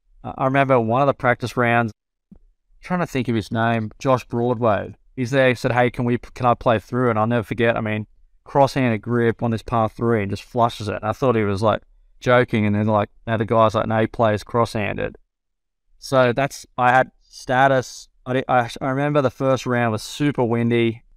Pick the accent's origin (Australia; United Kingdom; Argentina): Australia; I had a lot of friends my age that I grew up in Australia that were playing there.